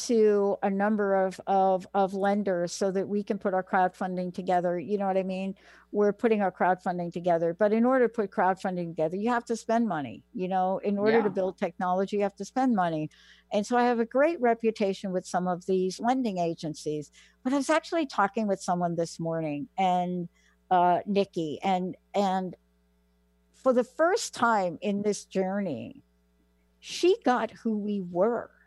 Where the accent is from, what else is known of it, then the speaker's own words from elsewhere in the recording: New York, United States; I grew up in New York